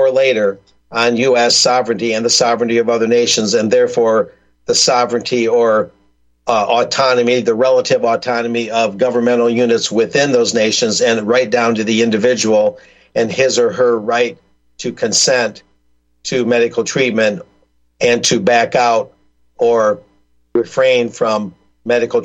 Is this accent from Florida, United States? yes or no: no; South Texas, United States; I go to the local library in my hometown in South Texas